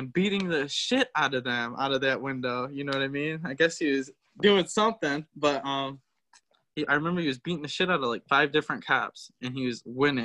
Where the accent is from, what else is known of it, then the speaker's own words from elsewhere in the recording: Michigan, United States; also born or lived in Florida; I was born in Florida. My parents got divorced when I was 3. My dad slept with somebody else and actually got her pregnant. And I came back to Michigan with my mom, and my grandparents most of the time raised me.